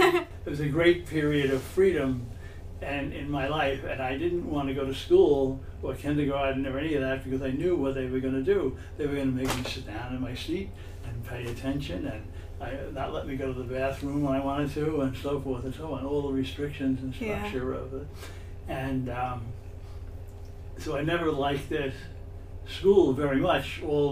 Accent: New York City, New York, United States; I was born in 1944, and I grew up in Crown Heights in Brooklyn, Brooklyn Avenue in Sterling Place. And the neighborhood, when I was born and my first years, was a sort of white, but sort of mixed neighborhood

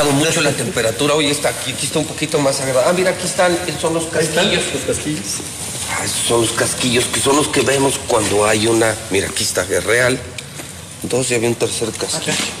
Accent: Mexico; del mismo barrio donde yo nací, que es el barrio del Encino

